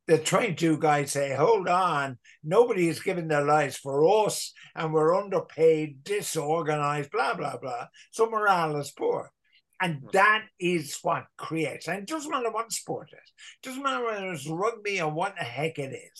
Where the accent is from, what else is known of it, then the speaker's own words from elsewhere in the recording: Ireland; us as Irish Catholics